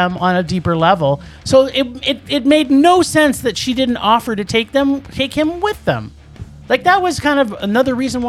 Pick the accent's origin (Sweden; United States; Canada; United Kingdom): Canada; Toronto, Ontario; accent: Torontonian; It's my Torontonian accent.